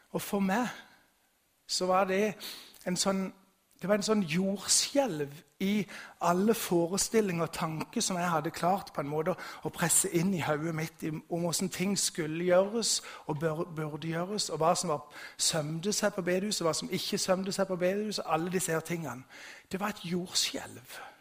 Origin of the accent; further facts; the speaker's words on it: Vigeland, Agder, Norway; Bakgrunnen min er bedehuset hjemme på Vigeland